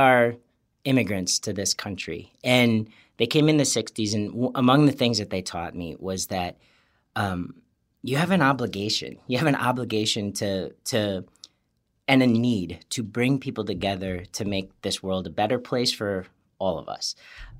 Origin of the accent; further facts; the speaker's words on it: New Berlin, Wisconsin, United States; I grew up in near Waukesha, Wisconsin, a place called New Berlin, and grew up very happy there.